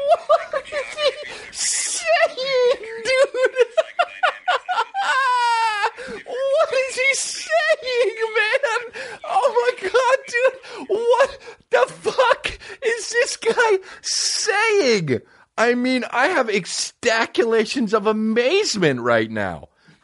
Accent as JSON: {"language": "English", "country": "Colombia", "said": "Hello, guys. … from Colombia."}